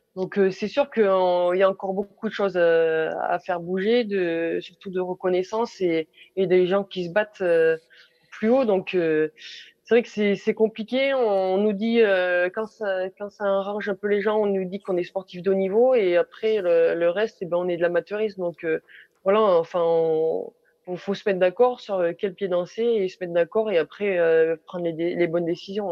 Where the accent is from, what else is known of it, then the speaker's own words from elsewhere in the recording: France; nous en tant que Français